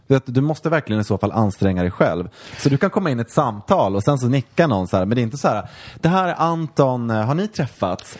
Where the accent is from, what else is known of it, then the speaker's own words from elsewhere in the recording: Mora, Dalarna County, Sweden; moved away; när jag växte upp i Mora